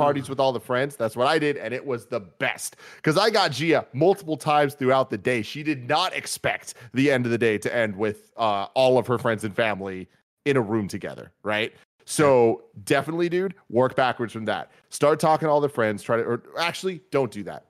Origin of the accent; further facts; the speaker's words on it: San Francisco, California, United States; both of us being born and raised in San Francisco